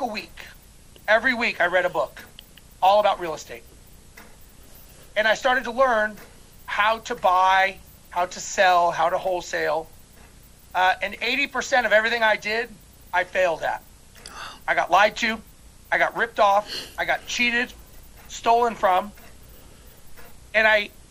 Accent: Los Angeles, California, United States; now in Houston, United States; I currently live in Houston, Texas, and originally I was born and raised in Los Angeles

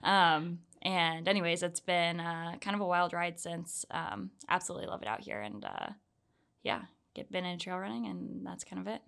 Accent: Orlando, Florida, United States; moved away as an adult; also born or lived in Georgia; now in Salt Lake City, United States; I'm originally from Orlando, Florida

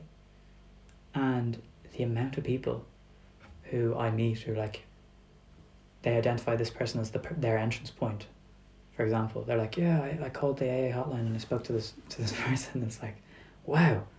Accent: Dublin, Leinster, Ireland; moved away as an adult; now in Berlin, Germany; I'm coming from Dublin, coming from Ireland, and just being brought up in such a kind of, not for any other reason than just a lack of diversity

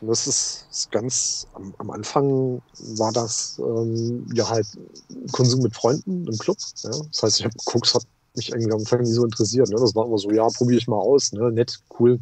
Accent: Leipzig, Saxony, Germany; moved away as an adult; now in Ruhr area, Germany; Ich komme aus dem Osten, ja. Ich bin gebürtiger Leipziger, ja.

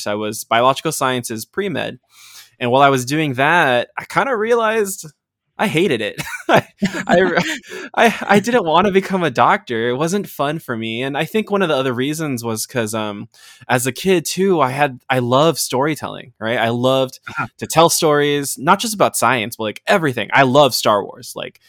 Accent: Los Angeles, California, United States; Growing up, I was born in the United States. My parents emigrated here from Bulacan, Valenzuela. And so, you know, when they got here, I grew up in Los Angeles.

